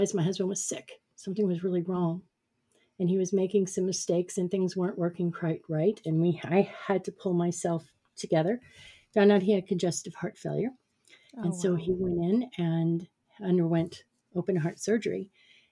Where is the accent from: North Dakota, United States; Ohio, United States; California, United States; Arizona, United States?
Arizona, United States; Phoenix; moved away as an adult; also born or lived in Prescott, Arizona; I had moved from my hometown of Phoenix, Arizona, up to Prescott, Arizona